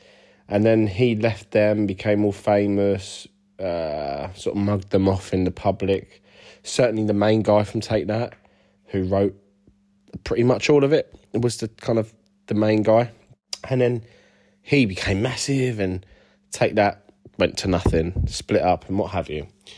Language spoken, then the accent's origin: English; United Kingdom; now in United States; What about, I've now got a green card. I'm actually a Brit who's moved.